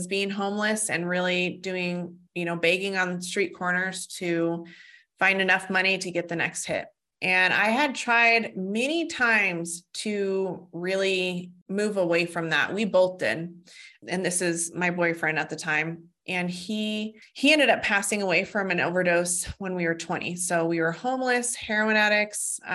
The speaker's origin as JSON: {"language": "English", "town": "Fort Collins", "region": "Colorado", "country": "United States", "tie": "born or raised there", "said": "I was born in Fort Collins, Colorado, and actually where I live now"}